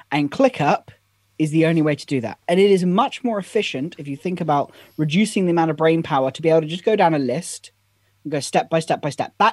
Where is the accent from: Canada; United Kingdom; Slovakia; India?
United Kingdom; I am, I am British after all.